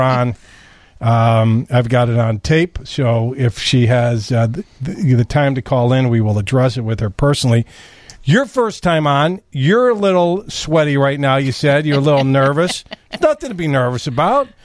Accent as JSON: {"language": "English", "town": "Chicago", "region": "Illinois", "country": "United States", "said": "we're from Chicago"}